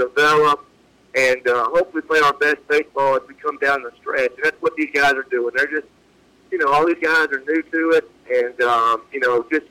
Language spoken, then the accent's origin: English; West Tennessee, United States; moved away; growing up in West Tennessee